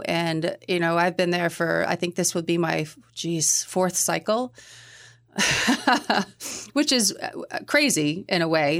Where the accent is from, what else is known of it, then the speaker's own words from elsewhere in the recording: Middleborough, Massachusetts, United States; moved away as an adult; now in New Hampshire, United States; I grew up in Middleborough. I used to describe it as halfway between Boston and the Cape